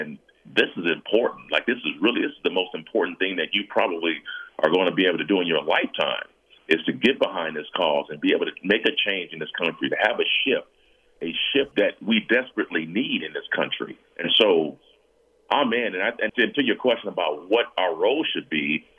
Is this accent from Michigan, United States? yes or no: no; San Diego, California, United States; moved away as an adult; also born or lived in Denver; now in Los Angeles, United States; my hometown of San Diego